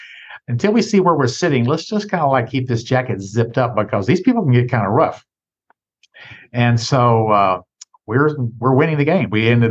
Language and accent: English; Jackson, Tennessee, United States; also born or lived in New York City; Well, I grew up in Tennessee and still the fifth largest city in the state, Jackson, Tennessee, which is near Memphis, but certainly not a huge place, 50,000 people.